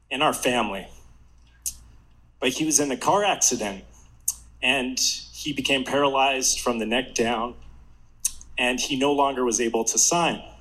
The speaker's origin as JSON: {"language": "English", "town": "Mesa", "region": "Arizona", "country": "United States", "tie": "born or raised there", "said": "my hometown of Mesa, Arizona"}